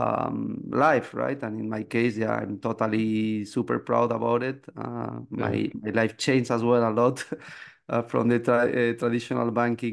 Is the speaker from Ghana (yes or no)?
no; Spain; moved away as an adult; now in Canada; I'm from Spain